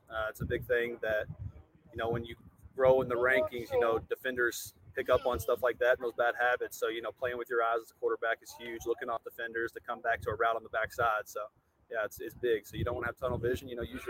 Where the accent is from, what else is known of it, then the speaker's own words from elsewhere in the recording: Shepherdsville, Kentucky, United States; moved away as an adult; also born or lived in Louisville, Kentucky; now in Navarre Beach, United States; I grew up in Shepherdsville, Kentucky, born and raised in Louisville, Kentucky. Now live in Navarre Beach, Florida.